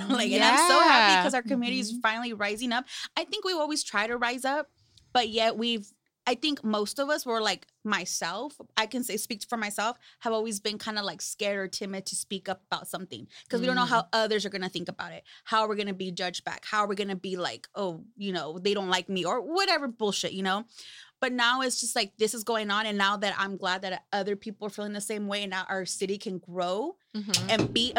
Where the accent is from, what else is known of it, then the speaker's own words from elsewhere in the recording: Salinas, California, United States; I'm like, Salinas. I'm a happy little cherry girl. Like, yeah, Salinas.